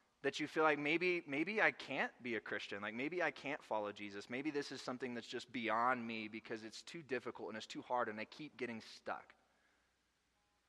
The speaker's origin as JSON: {"language": "English", "region": "Arkansas", "country": "United States", "moved": "yes", "said": "I'm from Arkansas. We don't get a lot of snow there"}